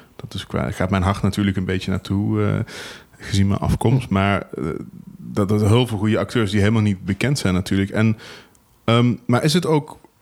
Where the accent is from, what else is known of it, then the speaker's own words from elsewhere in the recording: Venlo, Limburg, Netherlands; ik kom uit Venlo